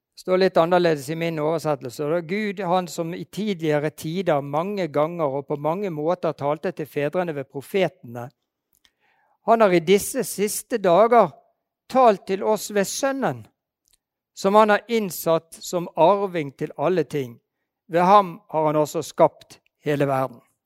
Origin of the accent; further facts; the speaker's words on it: Bergen, Vestland, Norway; Jeg er bergenser